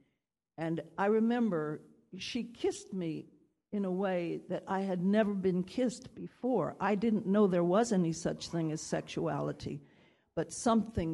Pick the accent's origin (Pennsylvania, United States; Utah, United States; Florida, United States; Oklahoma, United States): Oklahoma, United States; moved away; I was born in Oklahoma